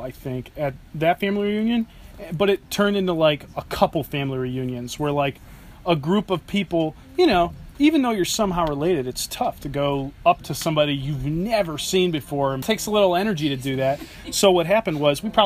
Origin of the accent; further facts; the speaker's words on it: Seven Hills, Ohio, United States; also born or lived in Independence, Ohio; born and raised in Seven Hills, Ohio, moved to Independence, Ohio, and been living in a van for 5 or 6 months